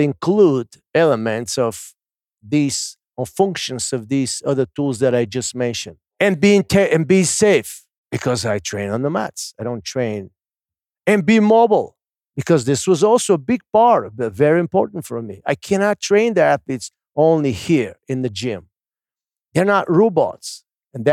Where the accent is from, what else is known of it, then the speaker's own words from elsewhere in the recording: Bulgaria; the lamb that we grew up in Bulgaria and we swing it here.